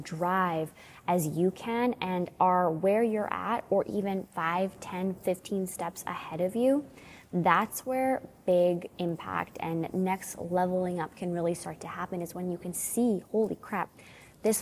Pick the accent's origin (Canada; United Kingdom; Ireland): Canada; also born or lived in Alberta; my sister-in-law and I, we're from Canada, and we live in Alberta